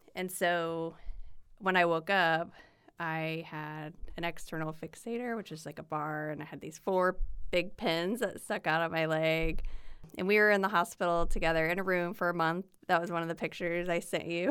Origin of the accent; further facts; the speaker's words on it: Swayzee, Indiana, United States; moved away as an adult; now in Indianapolis, United States; I am born and raised in Indiana, grew up in a small town about an hour north of here, the only Swayze in the world